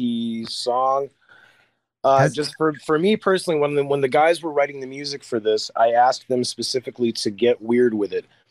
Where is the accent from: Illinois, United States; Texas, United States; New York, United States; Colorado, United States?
Illinois, United States; near Peoria; I'm from the Midwest. I'm from not too far from Peoria, Illinois